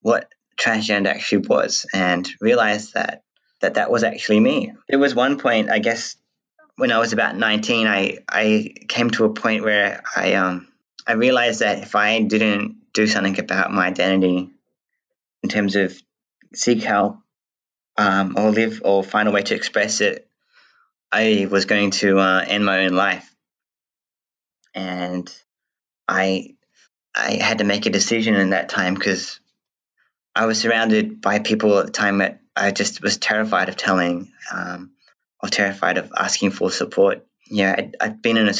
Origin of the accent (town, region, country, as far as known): Western Australia, Australia; born or raised there; also born or lived in New Zealand